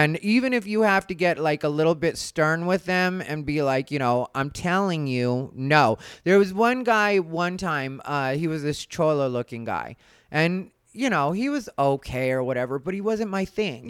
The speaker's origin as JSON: {"language": "English", "country": "Mexico", "said": "as a Mexican"}